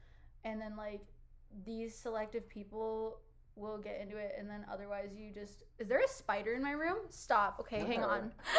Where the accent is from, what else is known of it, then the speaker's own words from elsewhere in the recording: Cleveland, Ohio, United States; currently my hometown is Cleveland